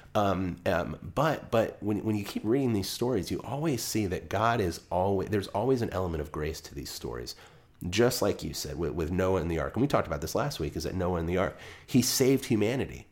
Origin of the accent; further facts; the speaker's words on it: United States; I'm speaking as an American